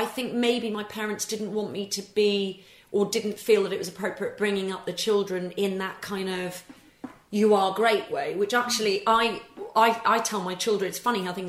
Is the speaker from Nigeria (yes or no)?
no; England, United Kingdom; also born or lived in Scotland; I obviously am Scottish born, but was brought up and went to English schools